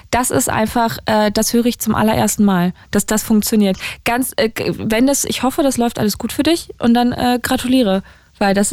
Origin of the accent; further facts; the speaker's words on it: Berlin, Germany; aus Berlin-Zehlendorf.